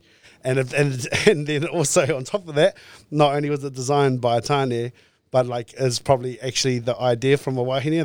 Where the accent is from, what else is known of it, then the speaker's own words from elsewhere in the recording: New Plymouth, Taranaki, New Zealand; born and raised in Taranaki, um, in New Plymouth in town